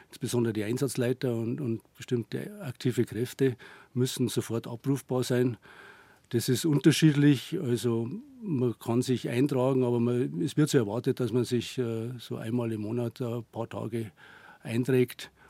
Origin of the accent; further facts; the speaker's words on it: Bad Reichenhall, Bavaria, Germany; Ja, ich bin in Bad Reichenhall aufgewachsen, in die Berge.